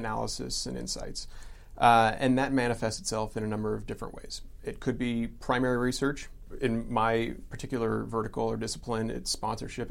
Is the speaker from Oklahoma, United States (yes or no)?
no; St. Louis, Missouri, United States; now in Atlanta, United States; we grew up in St. Louis, so we would go to a lot of Cardinals games